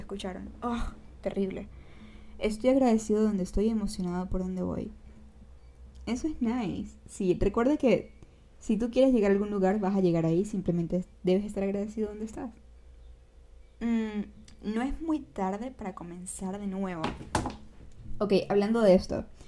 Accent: San Cristóbal, Táchira, Venezuela; accent: gocho; se me salió el acento gocho. Eh, yo soy de San Cristóbal, ¿ok? Para los que no saben, yo soy gocha de Venezuela

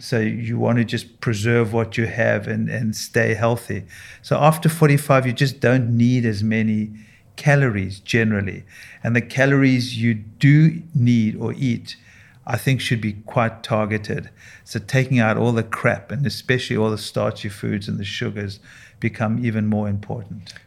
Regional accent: South Africa; moved away as an adult; now in United States; I, I grew up and trained in South Africa

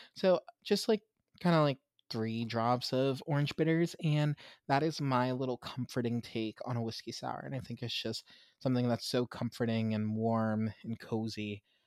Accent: Pittsburgh, Pennsylvania, United States; I grew up in Pittsburgh, mostly, um, and where we lived, we lived outside of the city

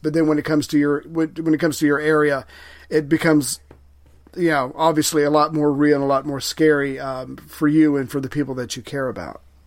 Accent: the South, United States; I'm from the South

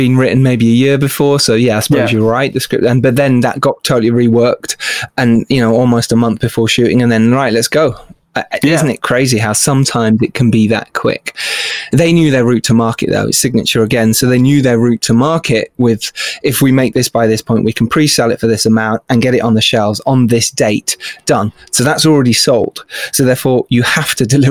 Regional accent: England, United Kingdom; as English people

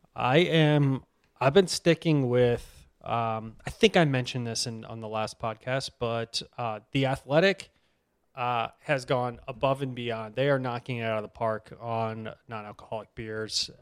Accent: Boston, Massachusetts, United States; I'm from Boston.

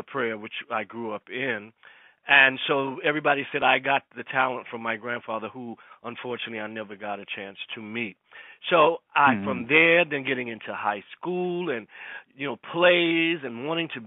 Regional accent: Savannah, Georgia, United States; moved away; also born or lived in New York; I moved from Savannah, which was my hometown

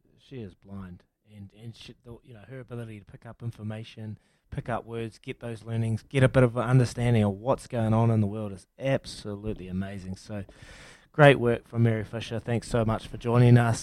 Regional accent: New Zealand

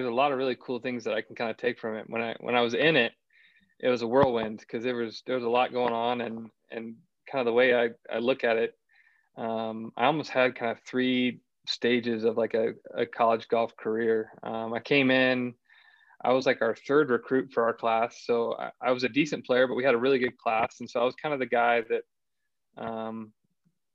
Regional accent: Acworth, Georgia, United States; I grew up just outside of Atlanta, kind of a small suburb called Ackworth, Georgia.

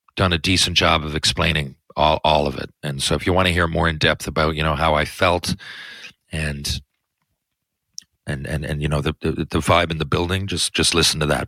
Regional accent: Newfoundland and Labrador, Canada; I love where I come from. I love where I live. I love Canada and more specifically Newfoundland.

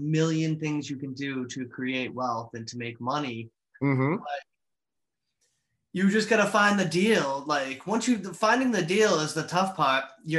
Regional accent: Stoneham, Massachusetts, United States; also born or lived in Southern California; So I'm from Stoneham, Massachusetts. Lived here most of my life. When I was in my 20s, I moved out to California. Lived out there for 3 years in Southern California.

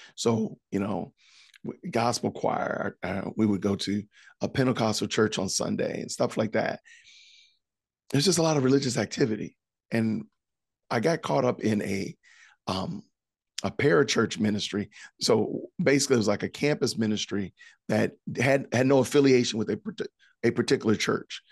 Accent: Aurora, Illinois, United States; moved away as an adult; I am originally from Aurora, Illinois, which is outside of Chicago.

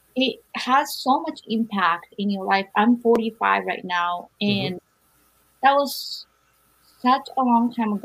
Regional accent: Japan; moved away as an adult; also born or lived in Berkeley; when I was growing up in Japan

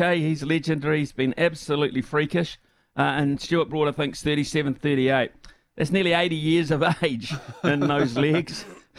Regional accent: New Zealand

